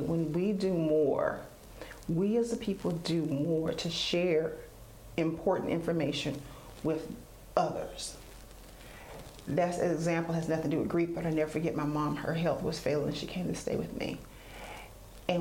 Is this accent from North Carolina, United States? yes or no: yes; Duplin County, North Carolina, United States; I grew up in Duplin County, 40 minutes from the beach